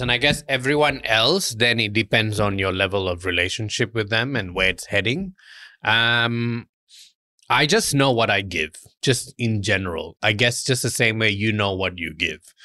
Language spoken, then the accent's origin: English; Malaysia; moved away; We always used to laugh growing up in Malaysia